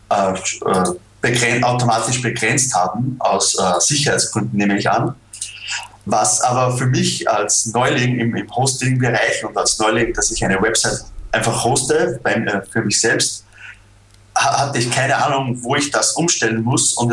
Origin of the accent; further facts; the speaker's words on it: Austria; Was äh, für mich als Österreicher äh, natürlich nicht funktioniert.